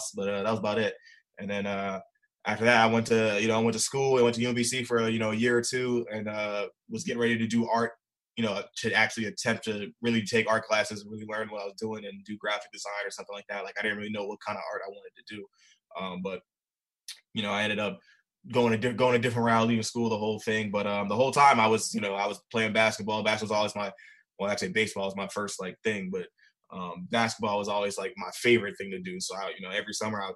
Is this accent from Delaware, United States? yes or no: no; Baltimore, Maryland, United States; also born or lived in Philadelphia; So I pretty much grew up in Baltimore. I was actually born in Philly first, but I moved out here when I was like seven